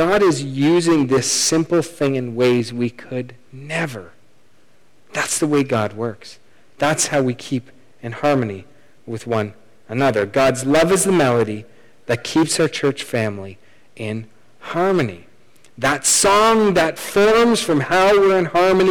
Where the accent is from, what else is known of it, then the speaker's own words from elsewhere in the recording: Canada; We're Canadian